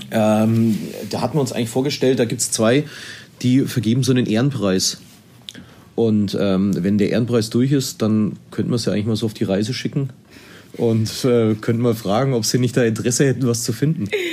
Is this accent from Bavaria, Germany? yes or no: yes; Erlangen, Bavaria, Germany; Ich komme ja aus Erlangen, ich bin hier in Erlangen verwurzelt.